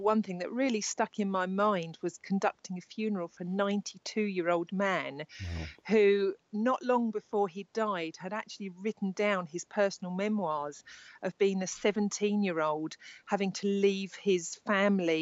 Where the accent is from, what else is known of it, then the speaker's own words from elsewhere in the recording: Worthing, South East England, United Kingdom; I live in Worthing in West Sussex. I live down here. This is my hometown where I'm born and bred